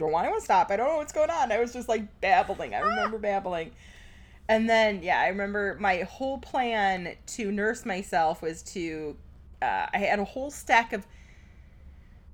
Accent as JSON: {"language": "English", "area": "Packerland", "region": "Wisconsin", "country": "United States", "said": "I'm from Packerland"}